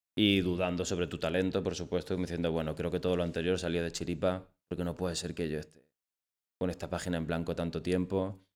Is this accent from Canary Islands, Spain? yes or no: no; Almería, Andalusia, Spain; soy de Almería, del Alquián en concreto, y soy dramaturgo